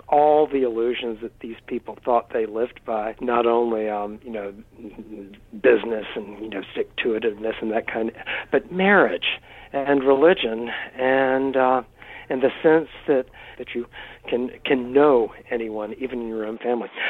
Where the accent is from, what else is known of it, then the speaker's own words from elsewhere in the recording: North Carolina, United States; moved away; I came from from North Carolina